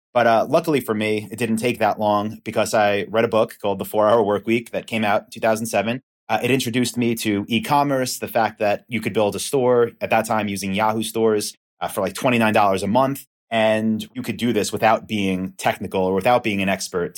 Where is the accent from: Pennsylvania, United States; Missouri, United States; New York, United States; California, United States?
New York, United States; Long Island; accent: East Coast; now in Austin, United States; I'm from New York, from Long Island.